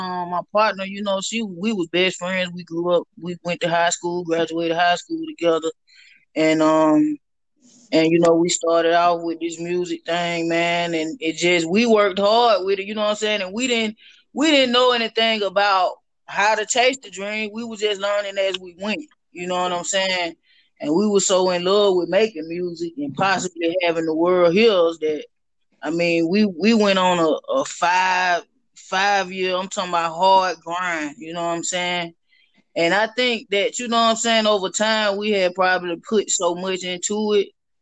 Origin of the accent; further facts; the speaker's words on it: the South, United States; You know, growing up in the South, going to church